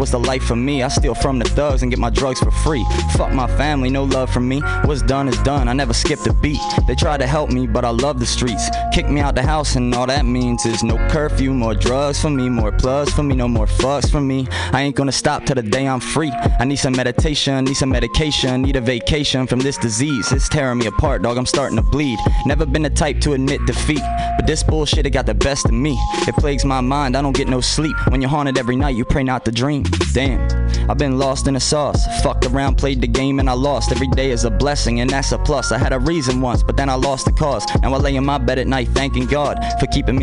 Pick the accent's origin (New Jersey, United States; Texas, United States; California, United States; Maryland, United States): Maryland, United States; Baltimore; moved away; told them I was from Baltimore